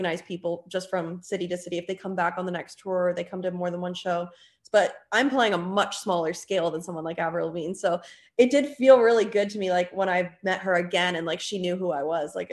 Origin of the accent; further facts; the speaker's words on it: Canada; now in Orlando, United States; she's from Canada, just like I am